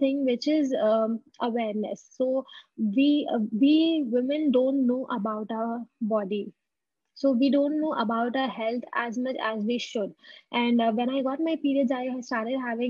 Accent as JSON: {"language": "English", "town": "Kolkata", "region": "West Bengal", "country": "India", "tie": "born or raised there", "also_born_or_lived": "Delhi NCR", "moved": "as an adult", "said": "I came back to my hometown"}